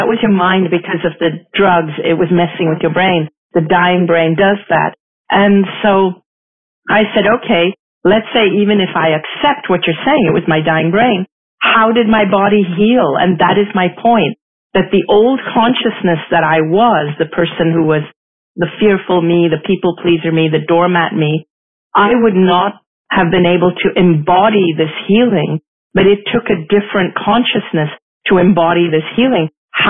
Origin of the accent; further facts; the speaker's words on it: Hong Kong; also born or lived in Singapore; I grew up in Asia. I am Asian. I'm ethnically Indian. I grew up in Hong Kong. I was born in Singapore. My parents are Hindus.